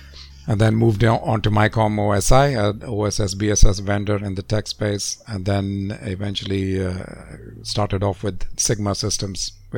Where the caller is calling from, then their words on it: Lisbon, Portugal; I'm based in Lisbon in Portugal, so on a cloudy day this morning.